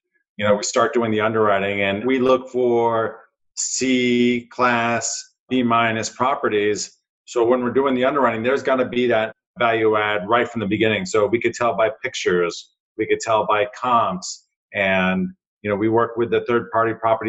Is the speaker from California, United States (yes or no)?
no; New Jersey, United States; a kid growing up in New Jersey